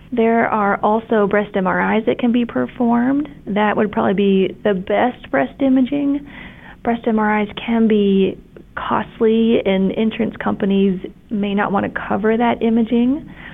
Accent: Kentucky, United States; moved away as an adult; also born or lived in Ohio / Tampa, Florida; I'm from Kentucky originally.

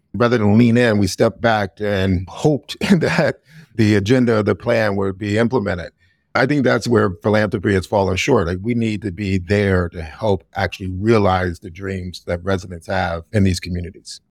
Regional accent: Youngstown, Ohio, United States; moved away as an adult; also born or lived in Oberlin, Ohio; now in Chicago, United States; my hometown of Youngstown, Ohio.

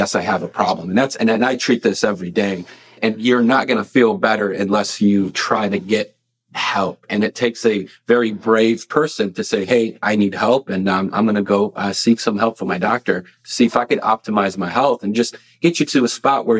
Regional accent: Lockport, Illinois, United States; also born or lived in Carbondale, Illinois / Arkansas; I'm from Lockport, Illinois, not too far from here

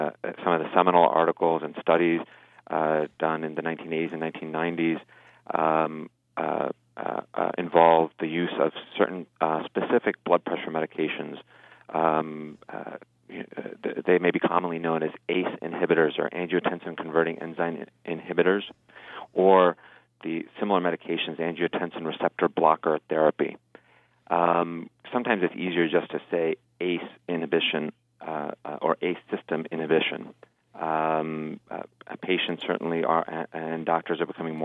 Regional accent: New Jersey, United States; I was born and raised in New Jersey

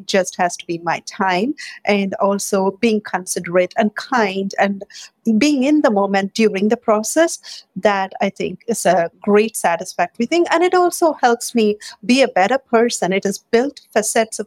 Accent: India; moved away as an adult; also born or lived in Michigan; now in Bay Area, United States; I grew up in India

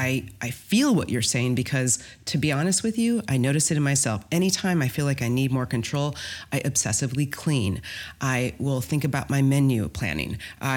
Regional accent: Midwest, United States; I'm from the Midwest. Of course I have.

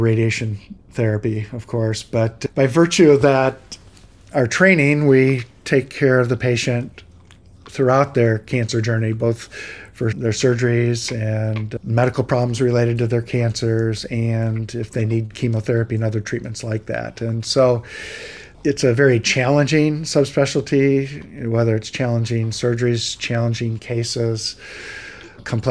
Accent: Michigan, United States; moved away as an adult; also born or lived in Chicago / Columbus, Ohio / Los Angeles / Minneapolis; I grew up in Michigan and went to college in Michigan

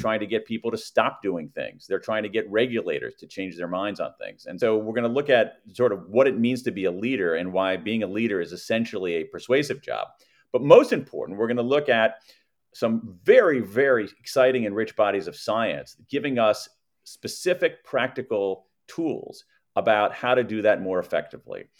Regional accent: American Midwest, United States; I grew up in the American Midwest

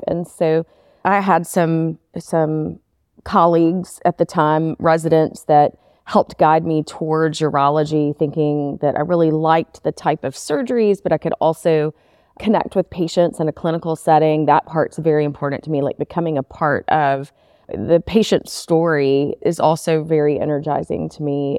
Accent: Memphis, Tennessee, United States; also born or lived in Nashville, Tennessee; I'm originally from Memphis and grew up all the way through school here in Memphis

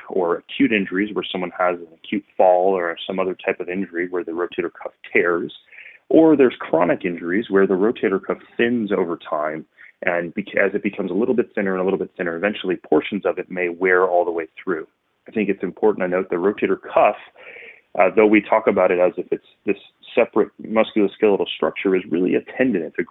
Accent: Northwest Indiana, United States; moved away as an adult; also born or lived in Denver, Colorado; now in Chicago, United States; I grew up just outside of Chicago in Northwest Indiana

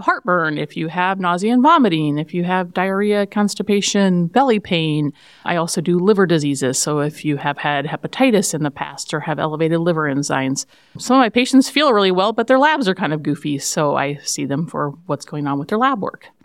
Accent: Jewell, Iowa, United States; I grew up in Jewell

